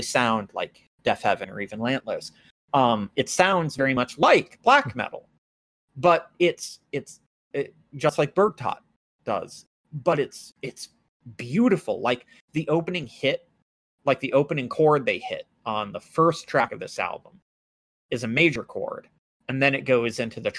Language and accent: English; United States; I'm a white American